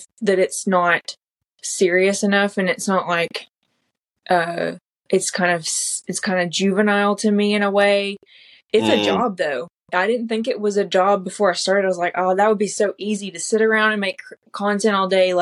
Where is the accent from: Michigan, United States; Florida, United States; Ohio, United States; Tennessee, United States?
Tennessee, United States; Lebanon; also born or lived in Tellico Plains, Tennessee; I've always lived in Tennessee, but I was born in East Tennessee in the Appalachian Mountains, and I lived there until I was 9